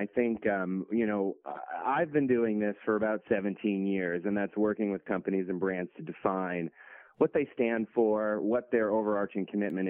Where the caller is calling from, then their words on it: Boston, Massachusetts, United States; Yeah, I'm calling from Boston, heading out to London on Monday